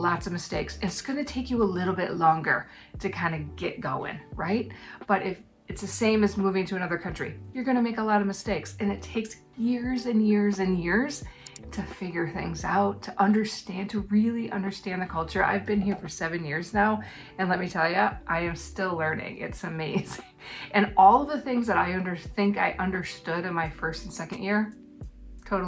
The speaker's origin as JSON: {"language": "English", "country": "United States", "moved": "yes", "lives_now": "New Zealand", "said": "an American living in New Zealand"}